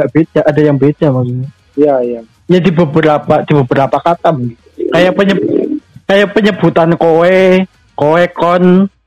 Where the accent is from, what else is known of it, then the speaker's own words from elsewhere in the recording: Central Java, Indonesia; accent: Ngapak; Tapi dia itu tahu loh kalau aku itu orang ngapak gitu loh.